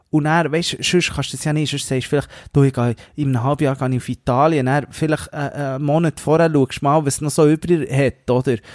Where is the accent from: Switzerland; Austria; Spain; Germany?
Switzerland; als Schweizer